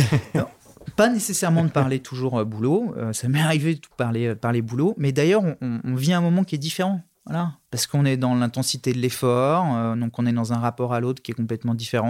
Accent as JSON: {"language": "French", "town": "Nantes", "region": "Pays de la Loire", "country": "France", "tie": "born or raised there", "said": "je suis né à Nantes, j'ai quitté Nantes pour les études, j'y suis revenu"}